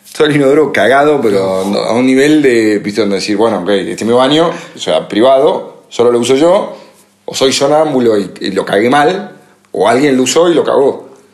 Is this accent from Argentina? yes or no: yes; Argentina; moved away; por ser argentino